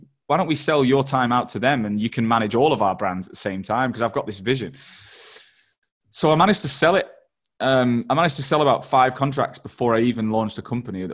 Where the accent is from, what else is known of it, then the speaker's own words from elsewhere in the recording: Manchester, North West England, United Kingdom; also born or lived in Australia; now in London, United Kingdom; I'd lived in Australia and I'm from Manchester and I live in London